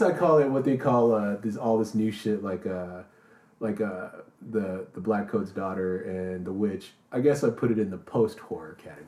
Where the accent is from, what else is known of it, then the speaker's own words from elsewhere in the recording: the South, United States; being raised with strong family ties in the South